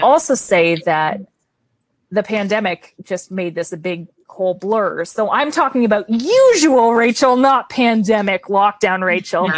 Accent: Canada; accent: Canadian; my Canadian accent

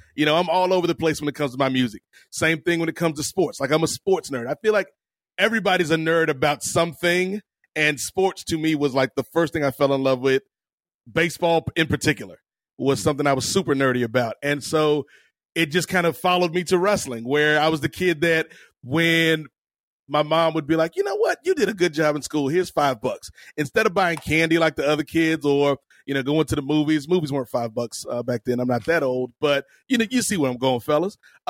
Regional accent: Virginia, United States; also born or lived in Atlanta, Georgia; growing up in Virginia, I was born in Atlanta, Georgia, and my family, my dad's was in the Navy, so we moved around a lot.

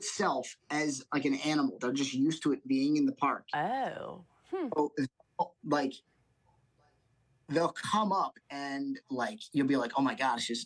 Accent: United States; I'm from the United States

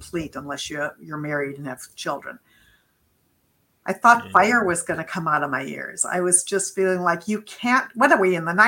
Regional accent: Beachwood, Ohio, United States; moved away as an adult; also born or lived in Amherst, Massachusetts; I grew up in a little town, a suburb of Cleveland. It's called Beechwood, Ohio

